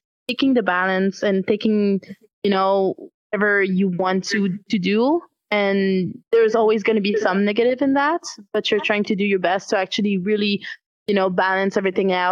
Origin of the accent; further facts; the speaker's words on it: Quebec, Canada; accent: French; I come from Quebec. It's mostly French here. Might hear it in my accent a little bit